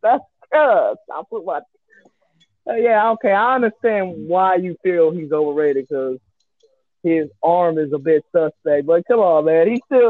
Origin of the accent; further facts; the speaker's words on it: Cleveland, Ohio, United States; Oh, hell no. I'm from Cleveland, y'all.